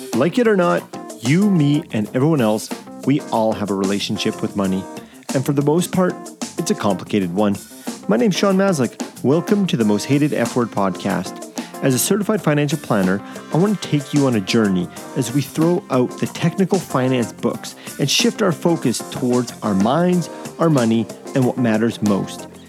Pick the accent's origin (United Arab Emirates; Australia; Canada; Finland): Canada; I'm from Canada